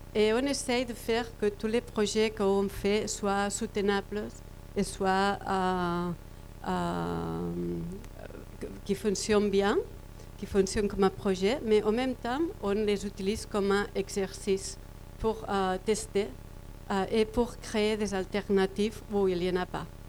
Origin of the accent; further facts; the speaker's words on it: Barcelona, Catalonia, Spain; French is a second language; je viens de Barcelone